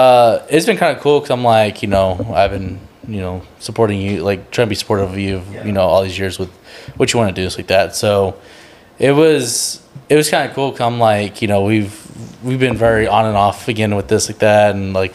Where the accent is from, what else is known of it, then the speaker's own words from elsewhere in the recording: San Marcos, Texas, United States; obviously we're from San Marcos, so